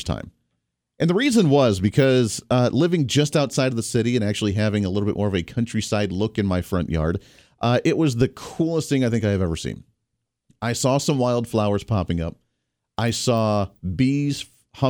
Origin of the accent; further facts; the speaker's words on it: Colorado, United States; now in Kansas, United States; I grew up in Colorado